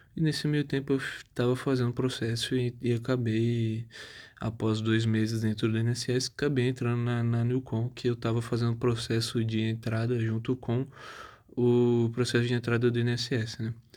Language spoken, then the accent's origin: Portuguese; Tupã, São Paulo, Brazil; also born or lived in São José do Rio Preto; Eu, eu sou nascido em São José do Rio Preto, Hoje é um, uma coisa diferente, né? Porque hoje eu moro em Tupã, uma cidade